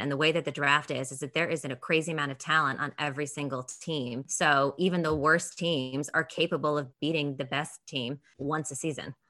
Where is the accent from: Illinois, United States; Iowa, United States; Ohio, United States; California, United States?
California, United States; San Jose; I'm from San Jose originally, Santa Clara County